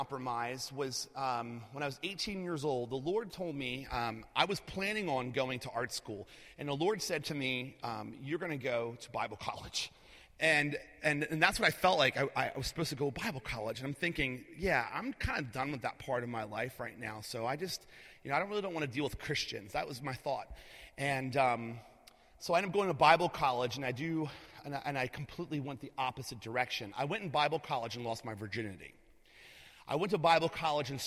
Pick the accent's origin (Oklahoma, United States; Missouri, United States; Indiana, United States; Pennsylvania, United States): Pennsylvania, United States; Lancaster; also born or lived in outside of Philadelphia, Pennsylvania; we ended up moving from outside of Philadelphia to Lancaster, Pennsylvania, and that's where I'm from. I'm from Lancaster originally